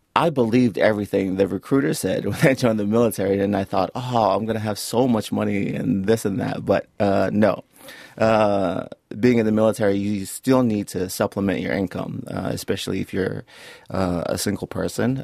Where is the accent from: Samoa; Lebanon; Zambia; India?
Samoa; also born or lived in Florida; now in Auckland, New Zealand; growing up in Samoa